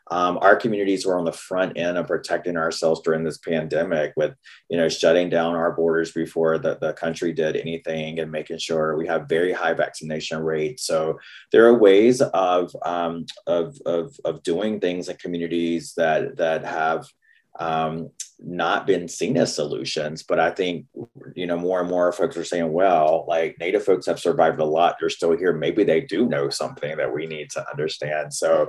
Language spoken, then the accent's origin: English; the South, United States; accent: Southern US; all the stereotypes they had about me and my people and people in the South because of my accent